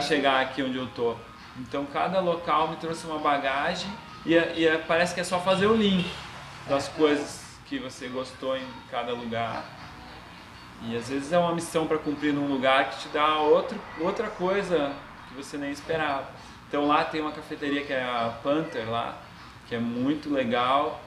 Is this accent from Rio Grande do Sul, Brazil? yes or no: yes; Caxias do Sul, Rio Grande do Sul, Brazil; moved away as an adult; also born or lived in Florianópolis / London; now in Curitiba, Brazil; eu sou nascido em Caxias do Sul, na Serra Gaúcha